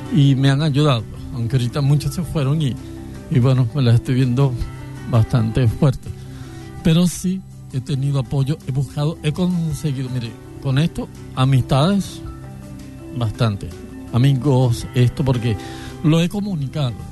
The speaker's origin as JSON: {"language": "Spanish", "town": "Caracas", "region": "Capital District", "country": "Venezuela", "moved": "yes", "said": "yo soy de Caracas, me vine acá"}